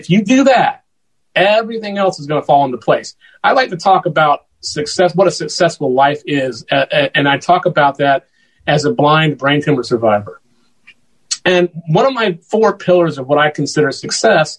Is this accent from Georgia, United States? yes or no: yes; Macon, Georgia, United States; I eventually moved out of my home into a building in downtown Macon, Georgia, where I'm proud to serve as the music ambassador here, the official music ambassador. And, cause I love my hometown